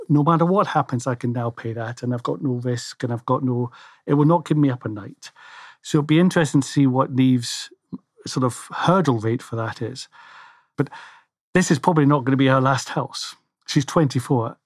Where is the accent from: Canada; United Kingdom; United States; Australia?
United Kingdom; Scotland; I'm Scottish